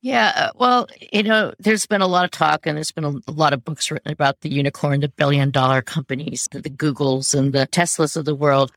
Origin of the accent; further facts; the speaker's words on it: United States; I'm American